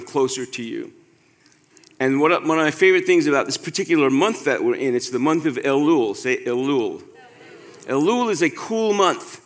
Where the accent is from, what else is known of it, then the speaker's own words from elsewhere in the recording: New York City, New York, United States; growing up in New York City, where there's such a high population of Jewish people, got a lot of days off from school